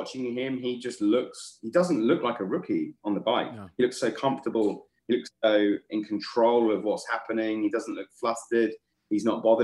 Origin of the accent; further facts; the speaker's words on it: England, United Kingdom; I'm English